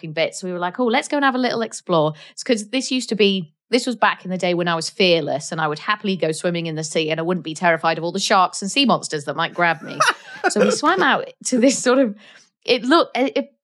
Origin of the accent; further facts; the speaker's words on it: North Wales, United Kingdom; I am from North Wales, which is the most beautiful place in the world.